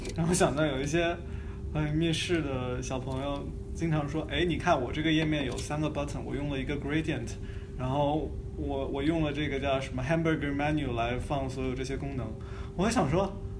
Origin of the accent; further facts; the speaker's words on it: China; 一些我们中国人讲的三十六计